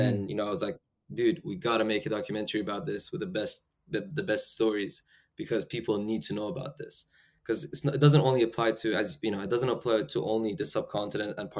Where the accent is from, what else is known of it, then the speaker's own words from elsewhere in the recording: United Kingdom; also born or lived in Iran; I'm Iranian British